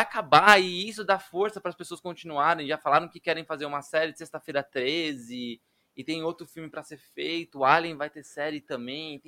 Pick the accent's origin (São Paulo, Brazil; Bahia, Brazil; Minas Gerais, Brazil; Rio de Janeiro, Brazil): São Paulo, Brazil; Brasilândia; minha família mora em periferia, a gente é da Brasilândia